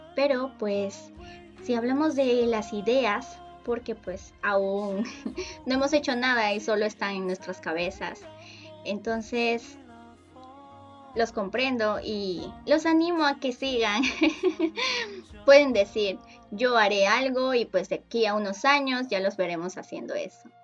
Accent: Peru; Yo soy de Perú

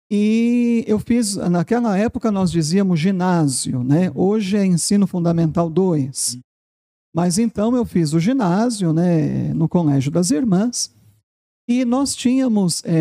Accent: São Paulo, Brazil; E eu sou paulistano, né? Eu nasci em São Paulo, na capital

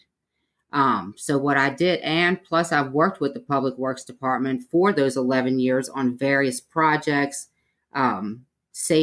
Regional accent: New Orleans, Louisiana, United States; moved away as an adult; now in Mobile, United States; I'm originally from New Orleans, Louisiana. I moved here to go to school

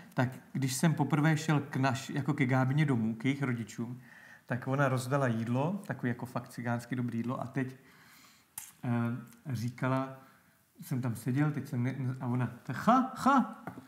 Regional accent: Náchod, Hradec Králové Region, Czechia; pak jsem vlastně šel na tuhle evangelickou akademii u nás v Náchodě

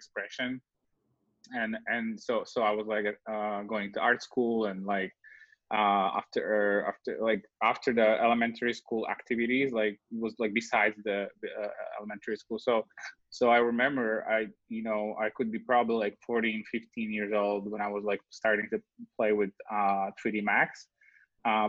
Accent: Slovakia; moved away as an adult; now in Los Angeles, United States; So I was born in Slovakia.

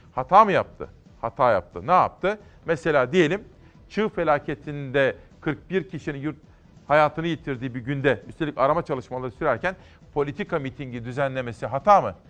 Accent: Simav, Kütahya, Turkey; Memleketim Kütahya Simav

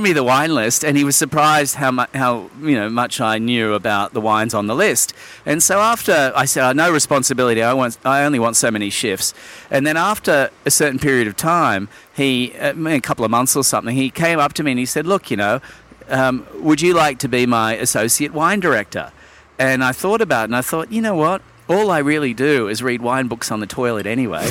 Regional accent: Sydney, New South Wales, Australia; also born or lived in London; now in Japan; I was born in London, but I was raised in Sydney

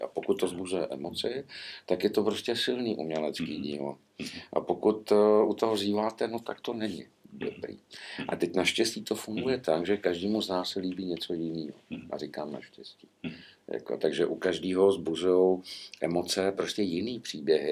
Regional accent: Prague, Czechia; když jsem byl malý v 60. letech, tak ještě jezdili po Praze ty starý tramvaje

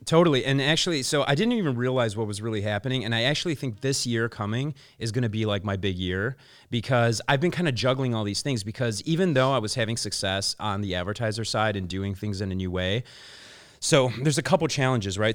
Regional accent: Chicago, Illinois, United States; moved away as an adult; now in Los Angeles, United States; I'm originally from Chicago. I've been back and forth in L A for about ten, twelve years now

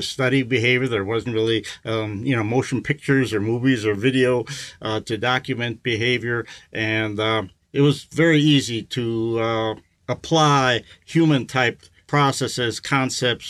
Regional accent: Milwaukee, Wisconsin, United States; I was raised in the Midwest, in Wisconsin

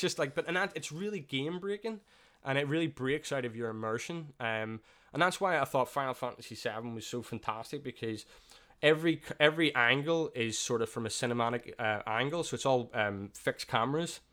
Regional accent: Belfast, Northern Ireland, United Kingdom; growing up there, I feel it's, for me, it's one of the safest areas

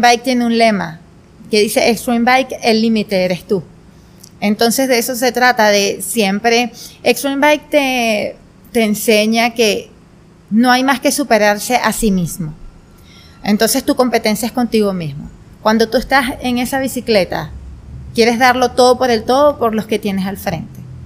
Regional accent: Turén, Portuguesa, Venezuela; now in Guanare, Venezuela; yo nací en Turén, Estado portuguesa

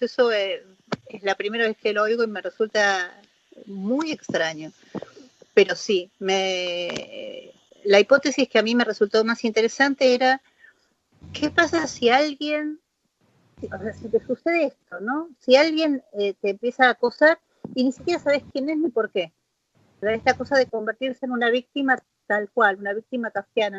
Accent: Argentina; soy argentina

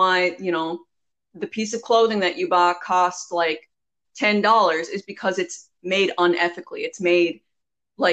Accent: Newfoundland and Labrador, Canada; you can probably hear our accents. Anyway, we're from Newfoundland.

